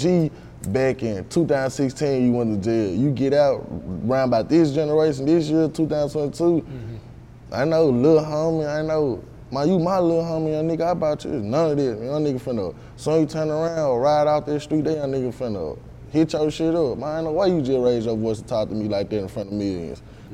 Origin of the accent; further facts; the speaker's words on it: Memphis, Tennessee, United States; also born or lived in Olive Branch, Mississippi; I grew up in the East, in like Oak Haven area, like off of Tullahoma